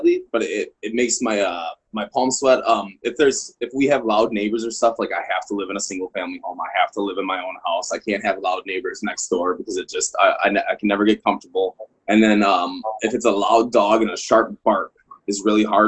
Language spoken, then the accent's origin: English; Midwest, United States; moved away as an adult; now in Colorado, United States; I'm originally from the Midwest, but I was based at Fort Carson for a long time here in Colorado